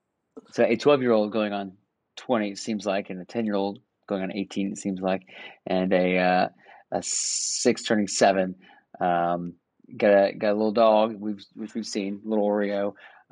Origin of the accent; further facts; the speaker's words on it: Florida, United States; moved away as an adult; We're both from Florida